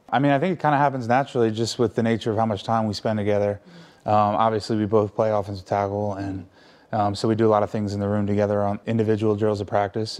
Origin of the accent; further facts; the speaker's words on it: United States; moved away as an adult; about an hour and a half from where I grew up